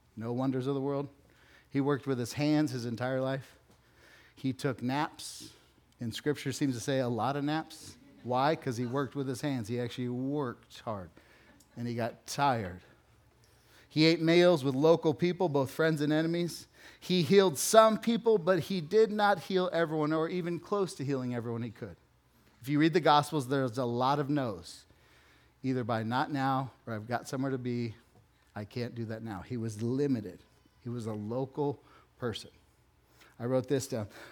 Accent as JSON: {"language": "English", "area": "West Valley, Phoenix", "region": "Arizona", "country": "United States", "also_born_or_lived": "Texas / Chandler, Arizona", "said": "I'm from the West Valley. I lived in Texas and then Chandler"}